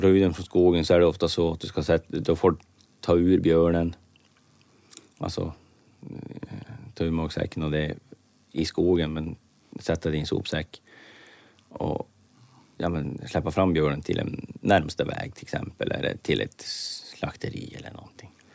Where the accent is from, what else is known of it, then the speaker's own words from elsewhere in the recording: Norrbotten County, Sweden; hemma i Norrbotten